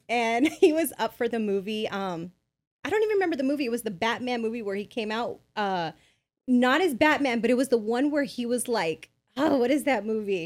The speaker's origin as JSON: {"language": "English", "town": "Bell", "region": "California", "country": "United States", "tie": "born or raised there", "said": "I grew up in Bell, California."}